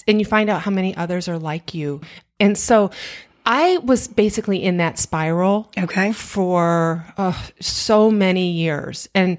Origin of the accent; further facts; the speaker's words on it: Michigan, United States; And we were born and raised in Michigan.